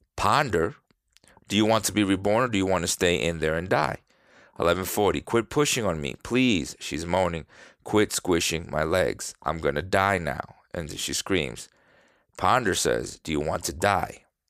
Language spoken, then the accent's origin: English; New York, United States; now in Florida, United States; I'm from New York, live in Florida